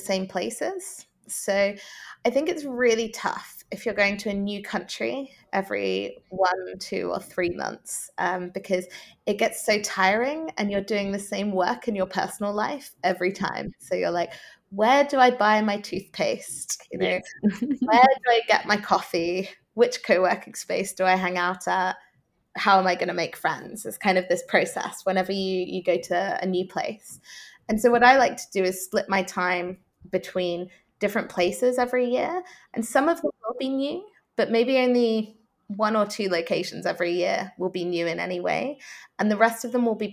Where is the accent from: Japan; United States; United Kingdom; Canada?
United Kingdom; Norwich, East of England; moved away; also born or lived in Amsterdam / Kuala Lumpur / Melbourne; here in Norwich, my hometown in the UK